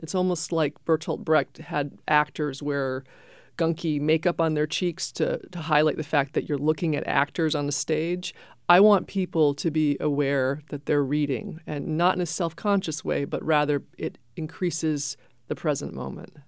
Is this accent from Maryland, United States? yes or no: no; Maine, United States; now in New Hampshire, United States; I grew up in Maine